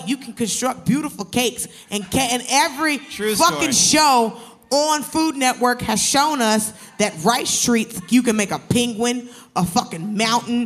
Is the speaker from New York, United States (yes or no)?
no; Atlanta, Georgia, United States; I'm from Atlanta